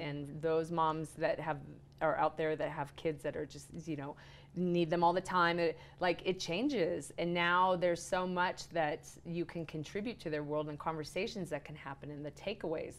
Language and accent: English; Arizona, United States; also born or lived in California; now in Park City, United States; I grew up in Arizona, and then I loved living at the beach.